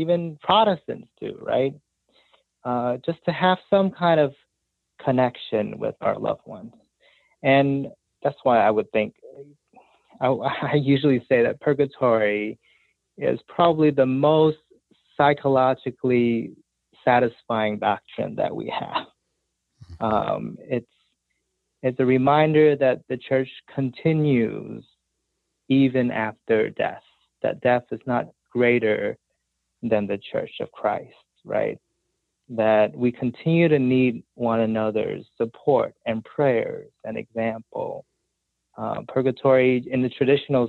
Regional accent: New Orleans, Louisiana, United States; I grew up in New Orleans

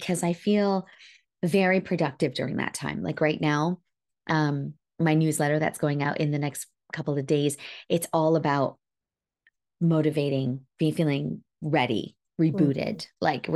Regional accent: Northern Alberta, Canada; I grew up in Northern Alberta.

